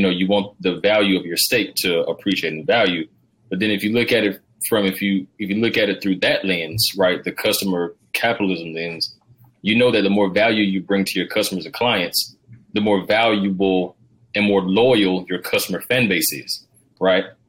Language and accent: English; Georgia, United States; I'm from the South, Rob. I'm uh, I'm from Georgia